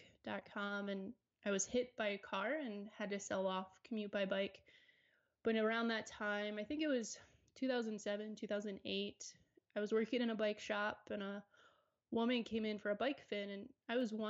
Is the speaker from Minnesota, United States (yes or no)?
no; Maryland, United States; also born or lived in Charlotte, North Carolina; now in Colorado, United States; I grew up in Maryland. I spent 8 years in Charlotte, North Carolina